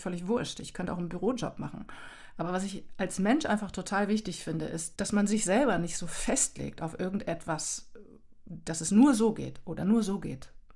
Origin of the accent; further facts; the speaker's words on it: Germany; also born or lived in Canada; mit meinem kanadischen Hintergrund, aber auch in Deutschland ja sozialisiert. Ich denke, ich habe auch keinen Akzent oder sowas.